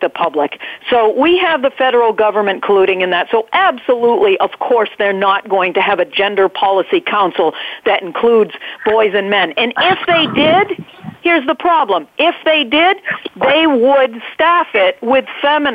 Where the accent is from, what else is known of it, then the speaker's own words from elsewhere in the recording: New England, United States; accent: New England; you hear my New England accent there